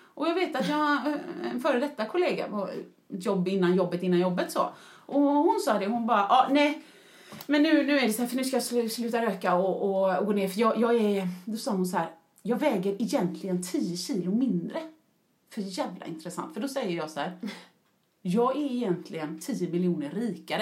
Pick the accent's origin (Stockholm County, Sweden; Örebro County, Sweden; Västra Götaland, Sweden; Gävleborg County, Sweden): Västra Götaland, Sweden; Mölndal; jag är en förortsbrud från Mölndal som pratar bösigt